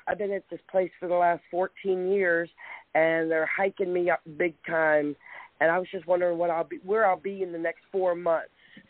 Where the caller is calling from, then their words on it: Charleston, South Carolina, United States; I'm calling from Charleston, South Carolina.